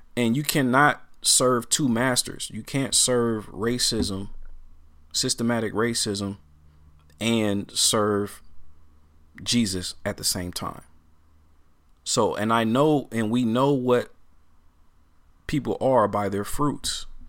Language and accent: English; Portland, Oregon, United States; growing up in Portland